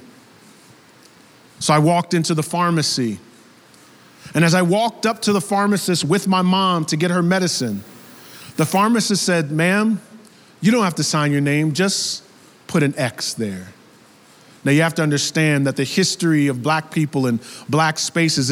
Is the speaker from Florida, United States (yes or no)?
no; the suburbs of New York, United States; I was raised in New York, the suburbs of New York